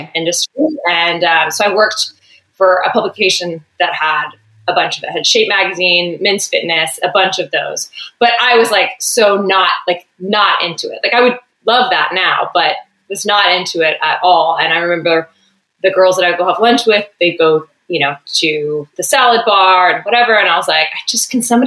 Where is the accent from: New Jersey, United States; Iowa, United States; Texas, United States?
Texas, United States; moved away as an adult; now in California, United States; I grew up in Texas